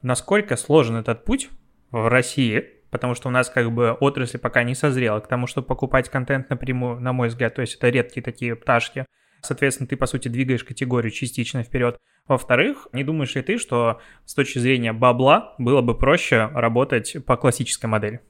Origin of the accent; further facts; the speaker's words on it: Pinsk, Brest Region, Belarus; я из Пинска